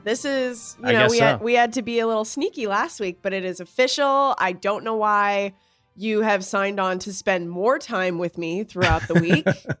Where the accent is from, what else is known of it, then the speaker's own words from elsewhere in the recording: Canada; I am Canadian.